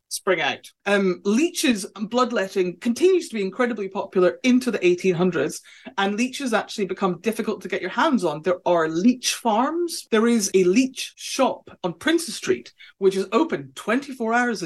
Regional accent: Scotland, United Kingdom; I am Scottish

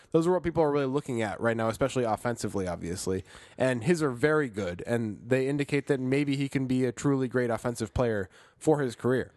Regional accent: Chicago, Illinois, United States; moved away; I'm from Chicago

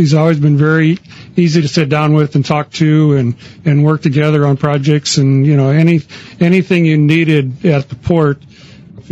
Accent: Nebraska, United States; also born or lived in Arizona / California / Corpus Christi, Texas; now in Victoria, United States; Well, I'm originally from Nebraska

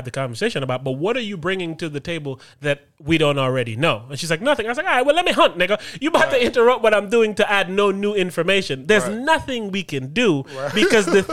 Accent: U.S. Virgin Islands; growing up in St. Thomas

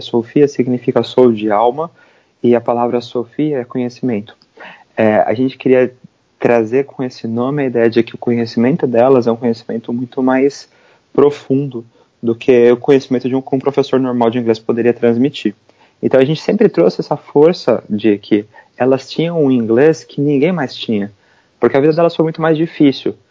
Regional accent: São Paulo, Brazil; moved away as an adult; now in New York, United States; eu sou brasileiro, eu morava no, em São Paulo e eu me mudei para os Estados Unidos

